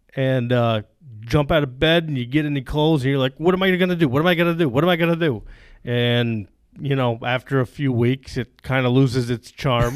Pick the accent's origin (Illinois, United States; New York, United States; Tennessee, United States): New York, United States; Plattsburgh; I grew up in the Plattsburgh area on a dairy farm.